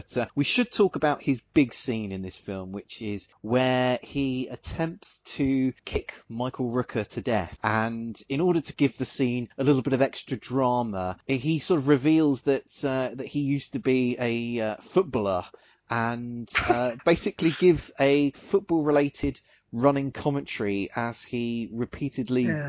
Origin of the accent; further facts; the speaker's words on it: United Kingdom; we're both British